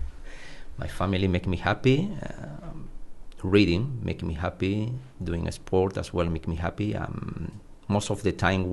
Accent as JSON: {"language": "English", "town": "Córdoba", "region": "Andalusia", "country": "Spain", "tie": "born there", "second_language": "English", "said": "I was born in Cordoba, in the south of Spain, where the weather is very hot"}